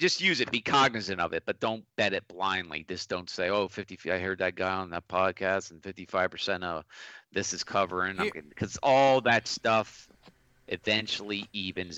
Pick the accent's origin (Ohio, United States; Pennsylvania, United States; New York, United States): Pennsylvania, United States; Philadelphia; I'm from Philadelphia